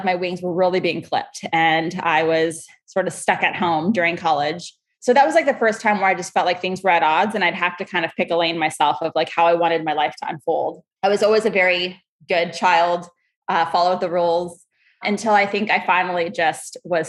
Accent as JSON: {"language": "English", "region": "Southern California", "country": "United States", "tie": "born or raised there", "also_born_or_lived": "Arkansas", "said": "And I was born actually in Arkansas, even though I was raised in Southern California. Very, very loving family life, a lot of Latin culture immersed within, you know, US American society."}